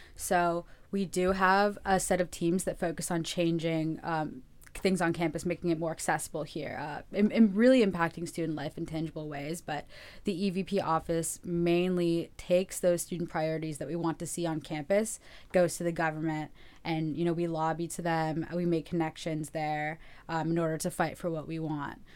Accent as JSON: {"language": "English", "town": "Los Angeles", "region": "California", "country": "United States", "tie": "born or raised there", "said": "I'm from Los Angeles, actually. Uh, I grew up here"}